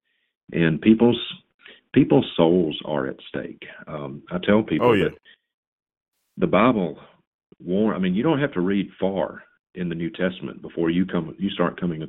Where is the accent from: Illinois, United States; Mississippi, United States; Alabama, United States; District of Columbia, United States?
Mississippi, United States; Vicksburg; I was born and reared in Mississippi